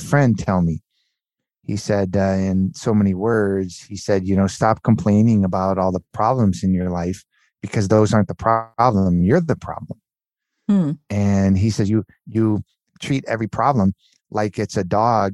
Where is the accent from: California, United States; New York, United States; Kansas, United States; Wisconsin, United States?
California, United States; Southern; also born or lived in Miami; we grew up in Southern California. My parents moved to Southern California shortly after I was born. And yeah, I was raised in Southern California